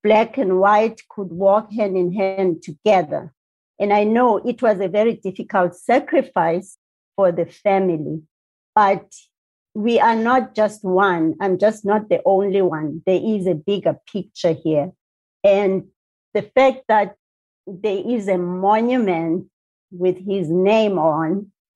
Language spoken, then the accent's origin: English; South Africa; moved away as an adult; now in Winnipeg, Canada; if anybody asks you, where do you come from? I'd say South Africa